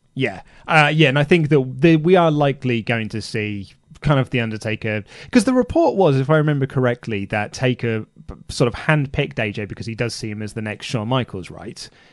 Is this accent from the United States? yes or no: no; United Kingdom; we're British